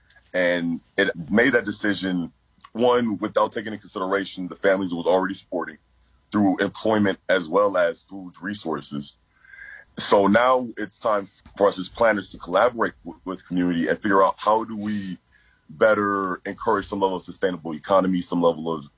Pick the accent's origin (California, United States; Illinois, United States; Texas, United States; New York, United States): California, United States; Los Angeles; also born or lived in New Orleans; I was born and raised off Crenshaw and Slauson, between Adams and Florence on Crenshaw Boulevard was home for me for the majority of my life